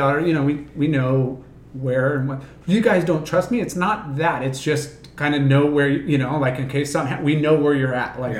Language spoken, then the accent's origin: English; Huntington Beach, California, United States; I grew up here in Huntington